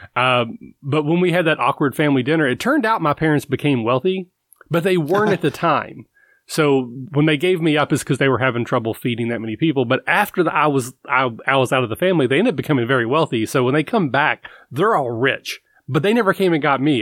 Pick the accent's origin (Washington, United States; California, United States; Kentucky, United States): Kentucky, United States; I'm from Kentucky